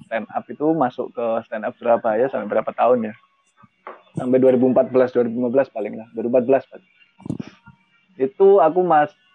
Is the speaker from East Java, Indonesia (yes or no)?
yes; East Java, Indonesia; saya memang orang Jawa Timur tinggal di Malang sekarang